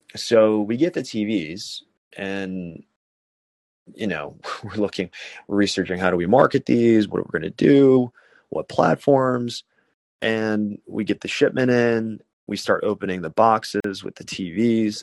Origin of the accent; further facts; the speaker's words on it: Chicago, Illinois, United States; also born or lived in South Korea / Bucharest, Romania; I'm from Chicago, uh, adopted from Korea